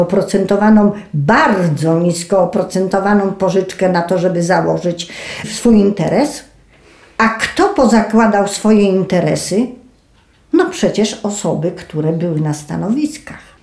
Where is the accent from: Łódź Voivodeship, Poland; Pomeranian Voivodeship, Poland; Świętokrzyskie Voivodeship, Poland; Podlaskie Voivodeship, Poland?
Świętokrzyskie Voivodeship, Poland; Starachowice; U nas w Starachowicach